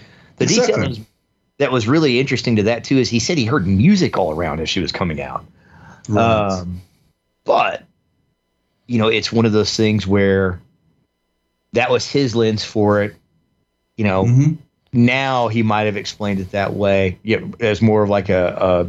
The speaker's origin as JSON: {"language": "English", "region": "the South", "country": "United States", "tie": "born or raised there", "said": "growing up in the South, particularly too, where we were in the Bible Belt"}